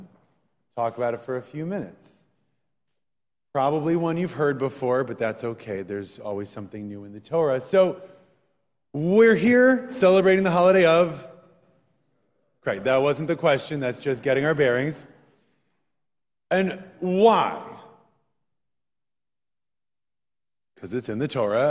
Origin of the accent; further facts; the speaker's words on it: Wisconsin, United States; Growing up in Wisconsin